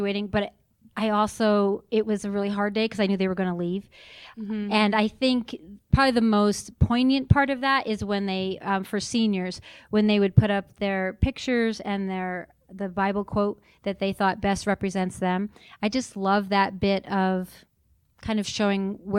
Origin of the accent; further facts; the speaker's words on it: New York, United States; moved away as an adult; now in Utah, United States; I grew up in New York and went to college in New York